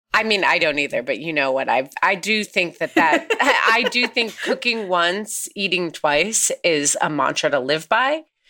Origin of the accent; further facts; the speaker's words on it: New York, United States; we come from New York